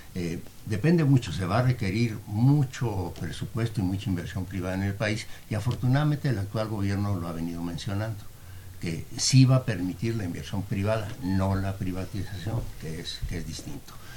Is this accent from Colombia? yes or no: no; Mexico; somos los mexicanos